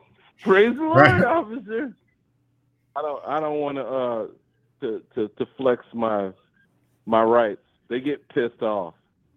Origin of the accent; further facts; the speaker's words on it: Illinois, United States; I grew up in Illinois when Obama was Illinois senator